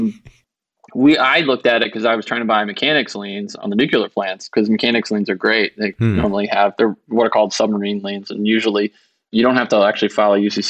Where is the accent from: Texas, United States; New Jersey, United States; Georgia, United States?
Georgia, United States; I am from Georgia and my parents are bankruptcy lawyers there